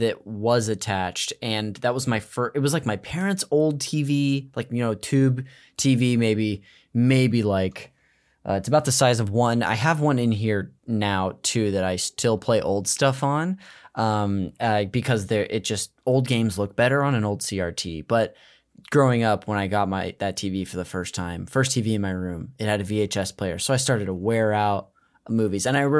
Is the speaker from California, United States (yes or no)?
yes; Modesto, California, United States; I'm from the Central Valley up north. It's called Modesto.